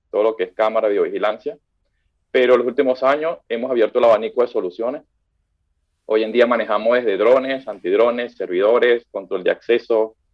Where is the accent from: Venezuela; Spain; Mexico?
Venezuela; de Venezuela.